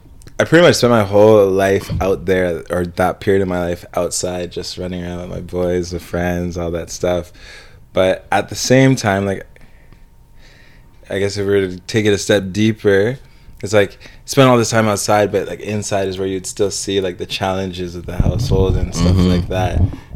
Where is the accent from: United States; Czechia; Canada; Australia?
Canada; Mississauga, Ontario; I was born in Mississauga, so I was, you know, Saga Man Square One. I get it. But grew up in a complex, funny enough